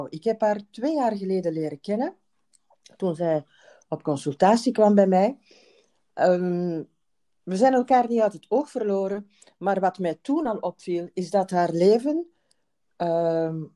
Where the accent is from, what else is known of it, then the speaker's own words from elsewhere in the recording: Ghent, Flanders, Belgium; Ik ben geboren in Gent